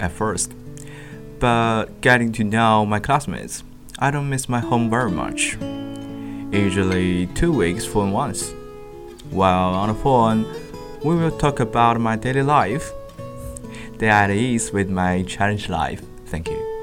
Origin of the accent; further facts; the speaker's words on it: Wenshan, Yunnan, China; English is a second language; moved away; I'm from Wenshan